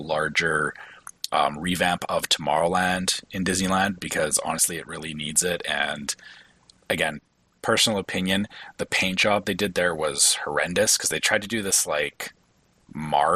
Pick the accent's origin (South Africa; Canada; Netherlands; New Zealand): Canada; as a Canadian